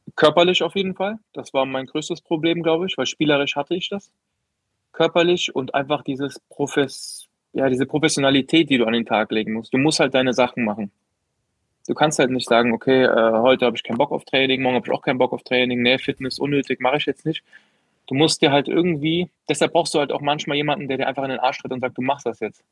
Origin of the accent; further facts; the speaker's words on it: Koblenz, Rhineland-Palatinate, Germany; also born or lived in Merzig, Saarland / Neuwied / Bendorf; in Koblenz, in meiner Heimatstadt